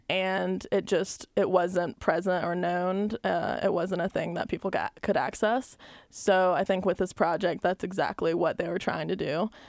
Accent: Albany, Georgia, United States; also born or lived in Columbus, Georgia; growing up in Albany, Georgia

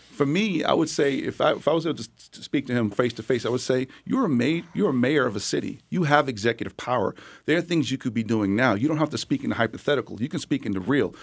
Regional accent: New York, United States; moved away; I'm originally from New York

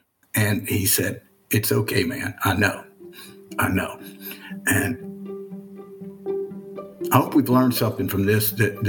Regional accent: the South, United States; I'm a Southerner all my life and proud of being a Southerner. I love this place.

